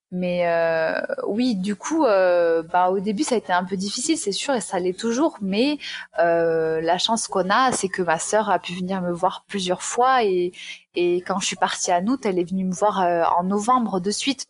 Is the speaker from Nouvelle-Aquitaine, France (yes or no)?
no; Aveyron, Occitania, France; accent: southern; moved away as an adult; also born or lived in Toulouse; now in Miami, United States; je suis née en Aveyron, donc dans le sud de la France, et euh, après j'ai quitté ce département pour aller faire mes études à Toulouse où j'ai vécu 8 ans. Donc, c'est bien l'accent du sud que tu entends